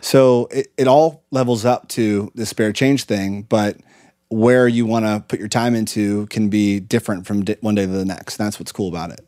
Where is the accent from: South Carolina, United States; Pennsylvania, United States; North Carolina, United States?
Pennsylvania, United States; Lancaster; moved away; we grew up in Lancaster, Pennsylvania, at a really great school called Conestoga Valley